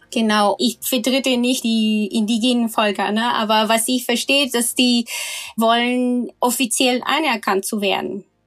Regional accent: Valparaíso, Chile; German is a second language; moved away as an adult; now in Hamburg, Germany; in der Region, wo, wo ich herkomme, Valparaiso

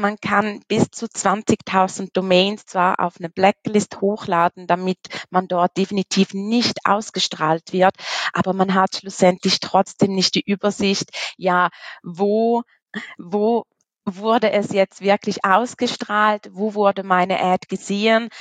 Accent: Switzerland; komme aus der wunderschönen Schweiz

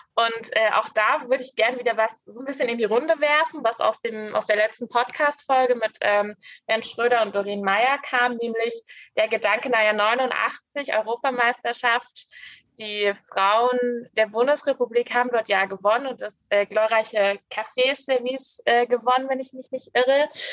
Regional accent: Grimma, Saxony, Germany; ich wurde in Grimma geboren

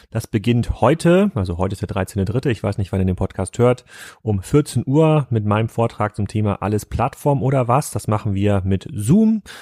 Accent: Lindau, Bavaria, Germany; Heute mal hier in meinem Heimatdorf Lindau.

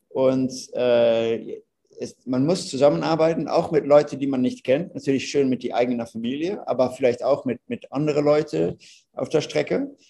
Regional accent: Netherlands; German is a second language; Ihr hört, ich bin ein Holländer.

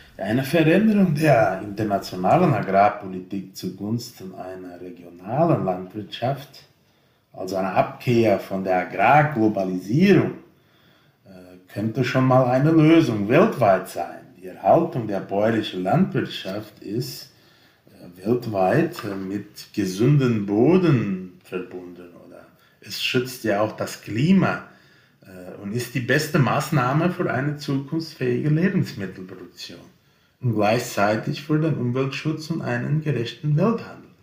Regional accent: Brazil; bei uns in Brasilien

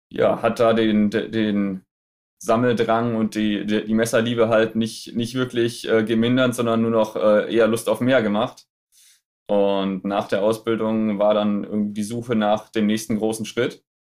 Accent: Friesoythe, Lower Saxony, Germany; Ähm, also ursprünglich komme ich aus Friseute. Kennen wahrscheinlich die wenigsten.

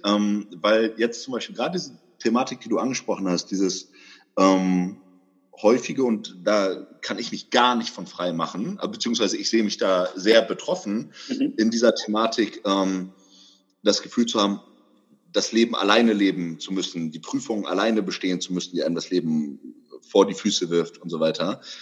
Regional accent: Bremen, Germany; also born or lived in Hamburg; now in Berlin, Germany; Ich komme ursprünglich aus dem Norden Deutschlands. Ich komme aus Bremen, habe auch ganz viel Zeit meines Lebens in Hamburg verbracht.

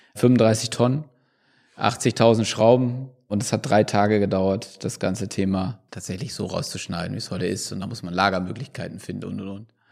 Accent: Bremen, Germany; als Bremer

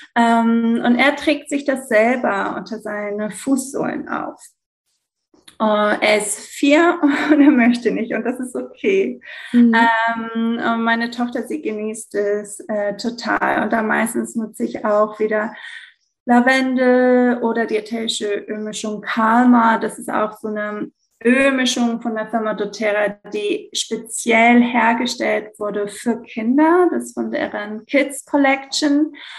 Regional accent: Greece; moved away as an adult; also born or lived in Italy / Belgium / Hamburg, Germany; ich bin in Griechenland geboren und aufgewachsen, ähm, aber ich habe eine deutsche Mama, deshalb kann ich so gut Deutsch

